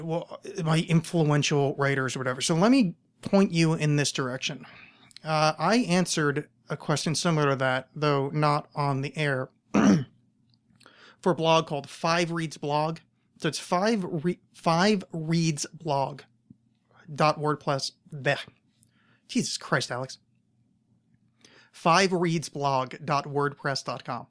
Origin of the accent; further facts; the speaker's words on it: East Coast, United States; moved away; I grew up on the East Coast